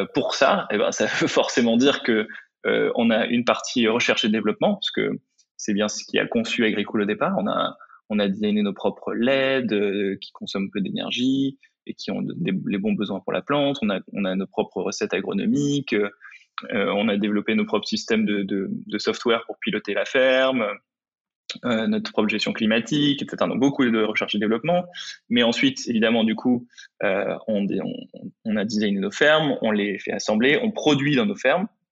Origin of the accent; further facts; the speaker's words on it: Pas-de-Calais, Opal Coast, near Montreuil-sur-Mer, Le Touquet, Hauts-de-France, France; moved away; also born or lived in Lille; j'ai grandi dans, dans le Pas-de-Calais, sur, sur la côte d'Opale, pas loin de Montreuil-sur-Mer, le Touquet